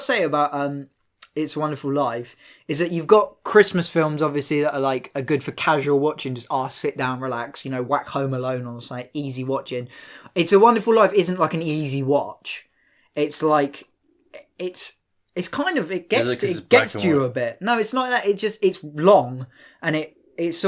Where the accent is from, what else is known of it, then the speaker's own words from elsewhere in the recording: England, United Kingdom; you tell them where you're from, and they're like, oh, hello, where are you from? And you go, oh, England